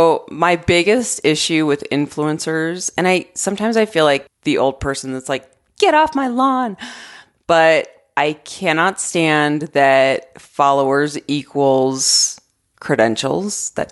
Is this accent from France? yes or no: no; Arizona, United States; moved away as an adult; now in Colorado, United States; I miss living in Arizona. And it's mostly nostalgia because I loved going to college there. I love all my memories from growing up there.